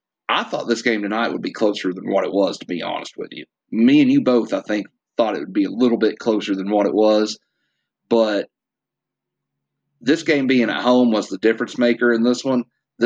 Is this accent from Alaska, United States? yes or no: no; Tennessee, United States; We're from Tennessee.